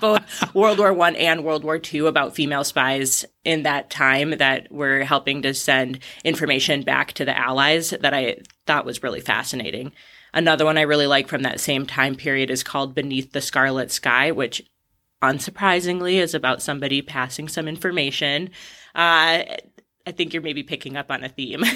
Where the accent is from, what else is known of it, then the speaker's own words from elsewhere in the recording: Ashland, Wisconsin, United States; moved away as an adult; I was born in Ashland, raised there. I left when I was eighteen to go to college, but otherwise spent the entirety of my childhood in Wisconsin.